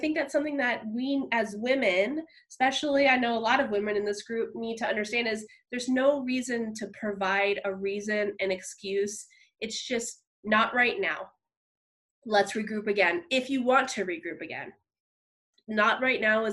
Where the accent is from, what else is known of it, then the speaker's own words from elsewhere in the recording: New Jersey, United States; moved away as an adult; I grew up in New Jersey. And so I moved out here about 8 years ago in July for a new job and a new experience